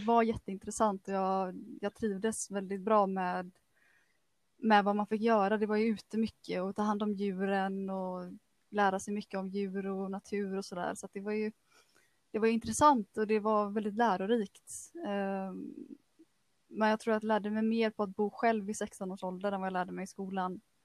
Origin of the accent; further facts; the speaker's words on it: Kungsbacka, Halland County, Sweden; also born or lived in Frölunda, Gothenburg; Jag är född och uppvuxen i, i Frölunda, men eh, vi flyttade till Kungsbacka till, eh, i, när jag var ungefär sex år gammal. Så att eh, det var här jag började gå i skolan. Gick hela grundskolan i Kungsbacka